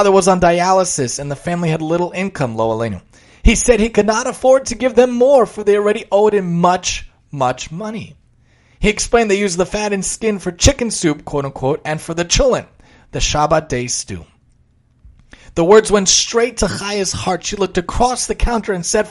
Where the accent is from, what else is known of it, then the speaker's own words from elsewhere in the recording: New York City, New York, United States; where I grew up in Staten Island